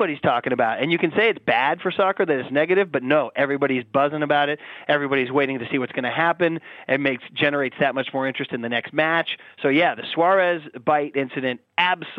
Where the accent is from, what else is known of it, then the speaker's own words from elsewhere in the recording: United States; my home country, my birth country.